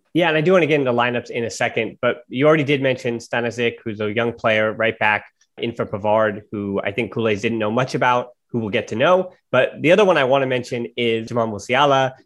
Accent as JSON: {"language": "English", "country": "United States", "said": "as an American"}